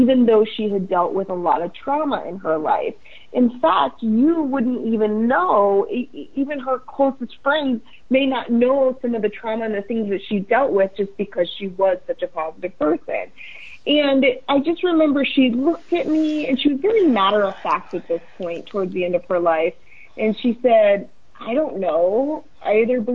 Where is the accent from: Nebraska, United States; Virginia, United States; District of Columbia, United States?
Nebraska, United States; now in Florida, United States; I grew up in Nebraska, so just to give a little context here, but now I live in Florida